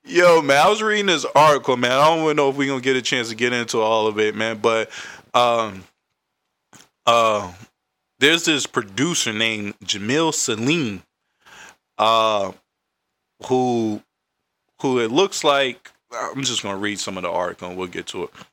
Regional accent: Raleigh, North Carolina, United States; now in Washington, D.C., United States; I'm from Raleigh, North Carolina

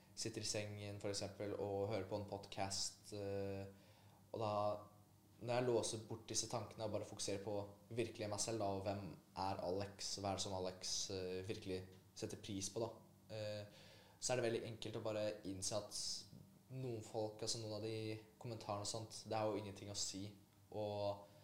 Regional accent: Oslo, Norway; also born or lived in Poland; oppveksten min her på, i Oslo

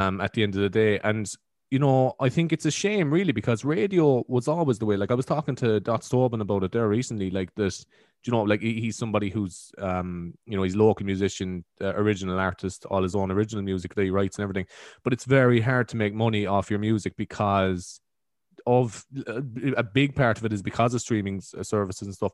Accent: Carrigtwohill, Munster, Ireland; accent: East Cork; I'm actually from Carrigtool

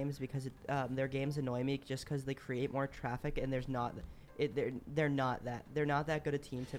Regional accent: Foxborough, Massachusetts, United States; born or raised there

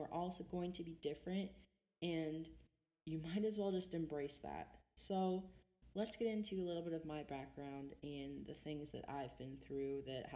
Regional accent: Ohio, United States; I'm from Ohio

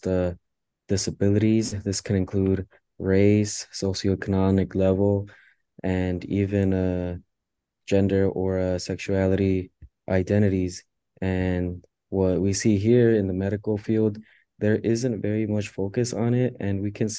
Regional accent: Los Angeles, California, United States; now in Ithaca, United States; I'm a senior in the ILR school, and I'm from Los Angeles

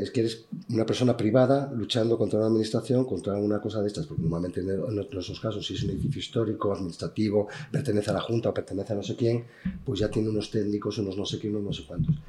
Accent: Benavides de Órbigo, Castile and León, Spain; yo soy nacido en Bebellina de Orvigo

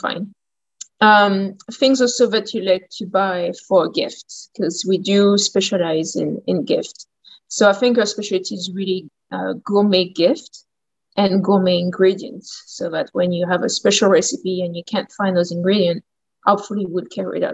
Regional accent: Champagne, Grand Est, France; accent: French; English is a second language; moved away as an adult; also born or lived in New Orleans, United States; now in Port Moody, Canada; From France, from the Champagne area. So it's like northeast of France.

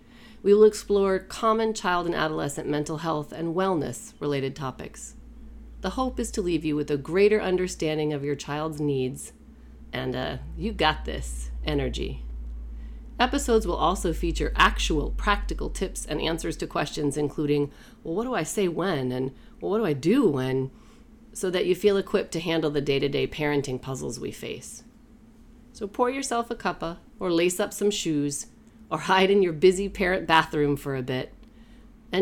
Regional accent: Maine, United States; moved away; Born and raised in Mainer. Us Mainers have a tight bond. I haven't lived there in many years

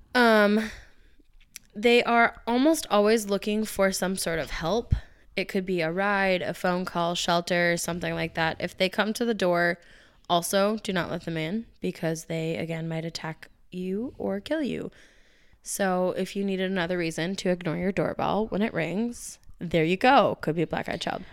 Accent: Minnesota, United States; I've never left this dumb state

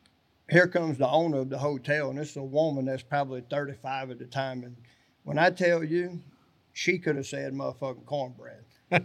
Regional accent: South Louisiana, United States; moved away; also born or lived in North Arkansas; Well, originally I'm from South Louisiana.

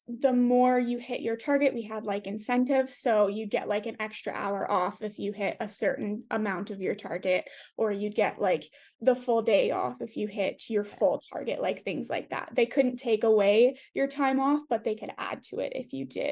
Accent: Canada; as a Canadian

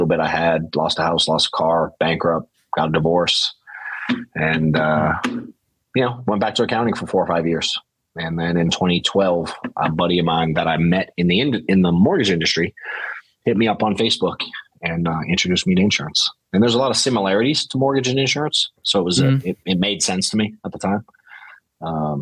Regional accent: Boston, Massachusetts, United States; now in Atlanta, United States; I'm from Boston originally

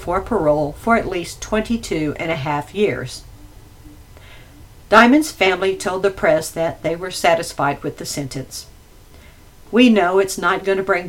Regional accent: near Houston, Texas, United States; I'm from Texas, not too far from Houston

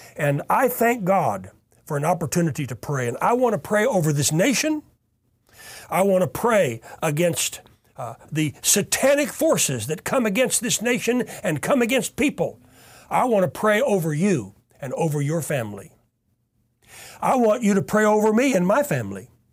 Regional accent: Tulsa, Oklahoma, United States; I was born right here in Tulsa, Oklahoma

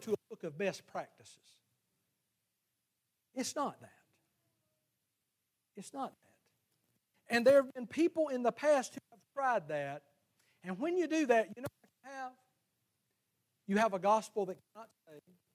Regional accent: the South, United States; our culture in the South, we've called it the Bible Belt

